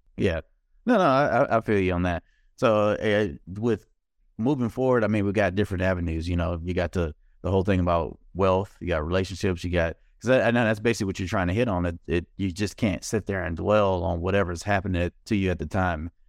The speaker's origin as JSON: {"language": "English", "region": "Mississippi", "country": "United States", "said": "I'm from Mississippi"}